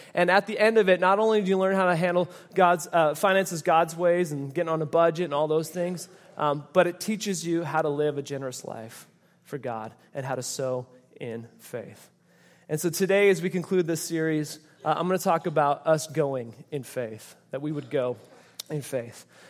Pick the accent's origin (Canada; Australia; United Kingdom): Canada; moved away; I grew up in Canada